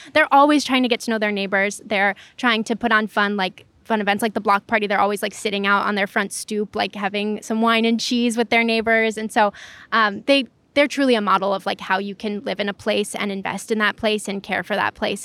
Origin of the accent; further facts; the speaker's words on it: Chicago, Illinois, United States; also born or lived in Lakeview, Chicago; I grew up here, so, um, I spent the first eighteen years of my life, um, not too far from Oz Park where we are right now, um, and now I live up in Lakeview, but not far